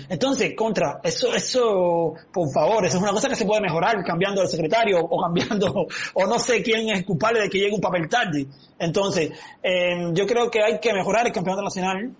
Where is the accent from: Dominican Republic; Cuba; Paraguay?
Cuba; Si todos somos cubanos